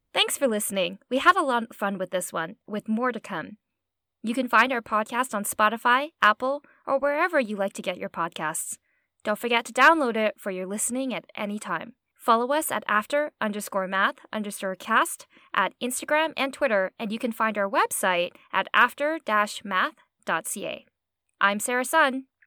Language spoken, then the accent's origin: English; Okotoks, Alberta, Canada; also born or lived in Edmonton; I was born in Edmonton, and I basically spent my formative childhood years in a really small town called Okotoks in Alberta